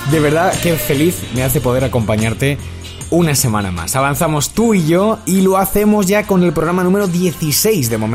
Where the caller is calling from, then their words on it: Madrid, Community of Madrid, Spain; de Madrid